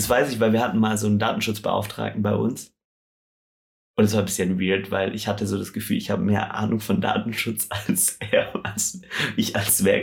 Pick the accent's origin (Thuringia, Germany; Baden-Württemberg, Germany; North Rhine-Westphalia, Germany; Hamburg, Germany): Baden-Württemberg, Germany; Stuttgart; Ja, München Radwege ist auch so eine Sache. Ich komme ja aus Stuttgart